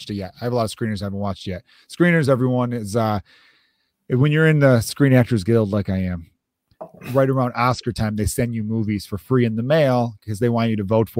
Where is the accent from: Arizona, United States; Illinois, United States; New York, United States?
Illinois, United States; Chicago; also born or lived in Los Angeles; as a Chicagoan